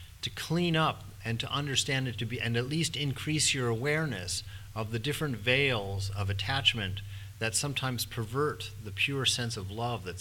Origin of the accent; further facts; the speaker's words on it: United States; I'm an American.